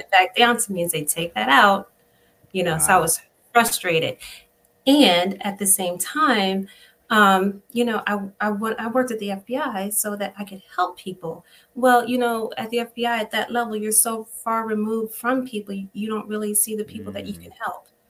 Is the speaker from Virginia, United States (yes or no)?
yes; Spotsylvania County, Virginia, United States; I grew up in Spotsylvania County on a on a farm